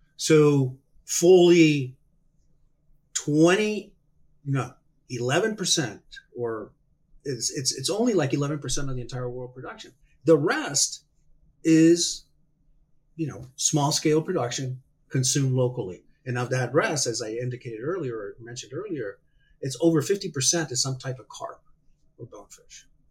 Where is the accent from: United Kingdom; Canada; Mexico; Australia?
Mexico; Hermosillo, Sonora; I was born and raised in Mexico. I grew up in Hermosillo, Sonora